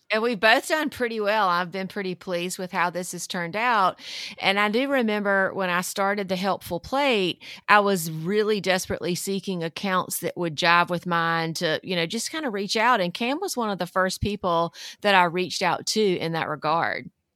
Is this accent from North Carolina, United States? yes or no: yes; North Carolina, United States; I grew up in North Carolina in the South, um, very traditional Southern household